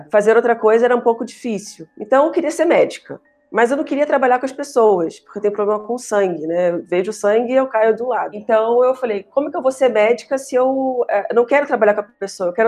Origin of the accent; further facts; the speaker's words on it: Rio de Janeiro, Brazil; accent: somewhat Minas Gerais-influenced, mixed; also born or lived in Mato Grosso / Bahia; Bem, eu sou carioca, isso vai ficar claro para vocês em algum momento